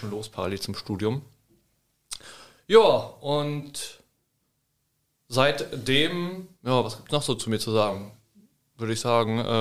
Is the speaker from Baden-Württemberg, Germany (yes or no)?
no; Lower Saxony, Germany; ähm, ja, letztendlich bin ich mit Moritz in Nordschim aufgewachsen. Wir kommen hier beide aus der Region Hildesheim.